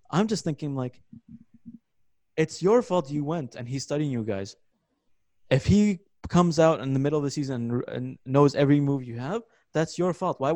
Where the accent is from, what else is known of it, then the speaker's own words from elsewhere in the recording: New York, United States; Since I was a kid, I had posters of him. Even uh, growing up in New York, But it's normal.